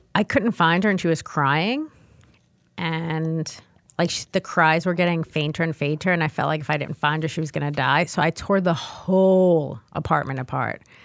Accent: New York City, New York, United States; I was born and raised in the Bronx.

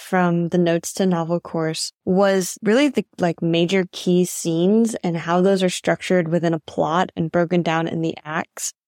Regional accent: Fort Worth, Texas, United States; moved away as an adult; also born or lived in China; now in Thailand; from Fort Worth, Texas

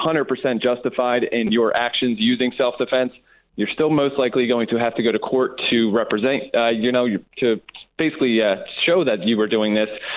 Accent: Philadelphia, Pennsylvania, United States; now in California, United States; originally I'm from Philadelphia. When I came out to California

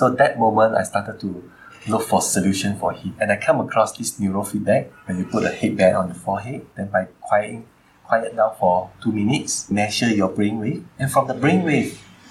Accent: Malaysia; go back to my home country

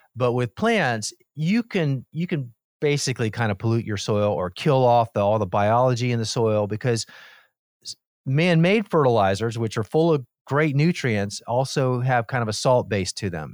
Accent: Miami, Florida, United States; I grew up in Miami and I was the mm-hmm. youngest of four boys.

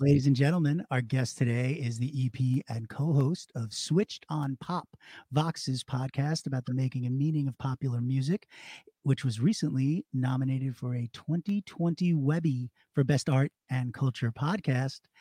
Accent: Long Island, New York, United States; I'm Jewish and from Long Island

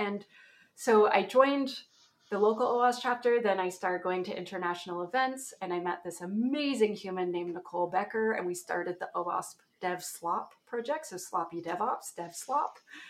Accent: Ontario, Canada; That's a place in Canada. That's my accent. So when I say aboot at some point, you'll all know why.

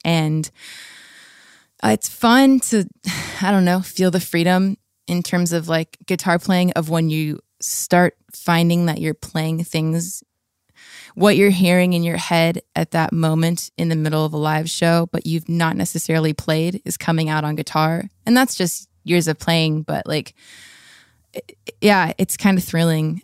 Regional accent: La Habra, California, United States; I grew up in La Habra, Fullerton area

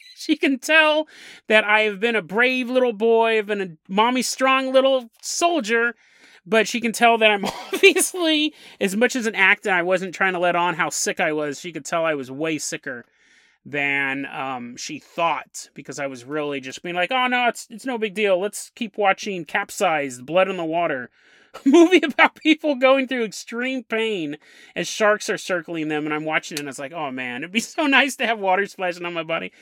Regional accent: Sacramento, California, United States; moved away; Sacramento, California, my hometown

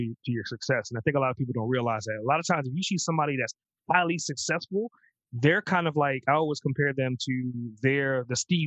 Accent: Trinidad & Tobago; my parents are from the islands as well. I'm from Trinidad

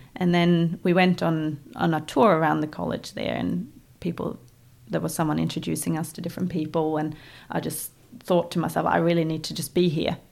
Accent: Voss, Vestland, Norway; English is a second language; moved away as an adult; now in New Zealand; my hometown of Vos

